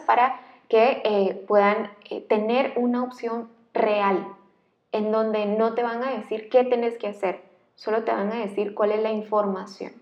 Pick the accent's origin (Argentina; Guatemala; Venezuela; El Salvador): Guatemala; un guatemalteco igual que yo